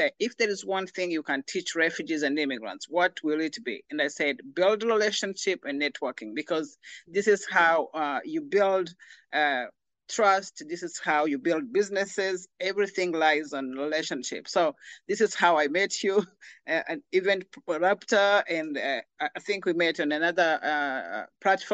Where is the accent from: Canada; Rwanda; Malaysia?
Rwanda; moved away; I'm originally from Rwanda.